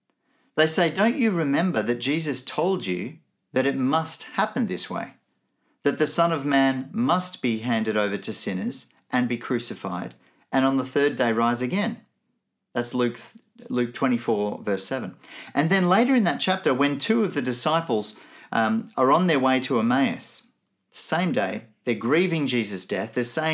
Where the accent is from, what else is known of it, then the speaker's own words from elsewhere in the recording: Nigeria; also born or lived in Benin / Melbourne; now in Brisbane, Australia; I grew up in Nigeria and Benin, two countries in Africa. My parents were both missionaries, so I grew up in a very different context to the one that I now live in Brisbane, in Australia.